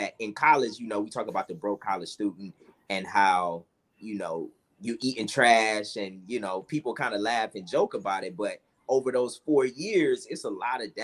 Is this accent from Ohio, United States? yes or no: yes; Cleveland, Ohio, United States; moved away; also born or lived in Atlanta, Georgia; I'm originally from Cleveland, Ohio. I also have Atlanta as kind of my second home